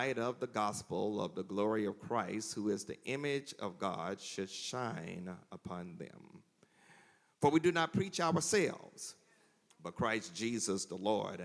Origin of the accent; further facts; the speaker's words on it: Mississippi, United States; now in Charlotte, United States; Mississippi is home. My hometown is 60 miles south of here